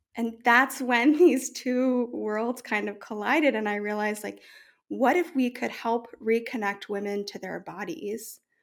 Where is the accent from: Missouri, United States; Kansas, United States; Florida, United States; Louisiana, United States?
Louisiana, United States; New Orleans; moved away as an adult; also born or lived in New York; I grew up in New Orleans